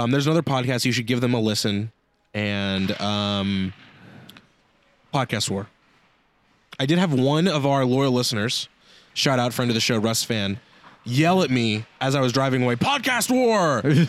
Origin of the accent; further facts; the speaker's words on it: California, United States; I'm from California.